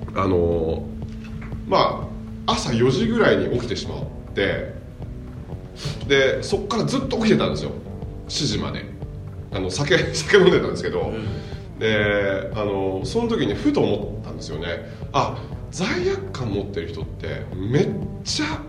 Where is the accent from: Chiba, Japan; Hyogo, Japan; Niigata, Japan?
Niigata, Japan; Nagaoka; 僕は新潟県の長岡市の出身なんですけど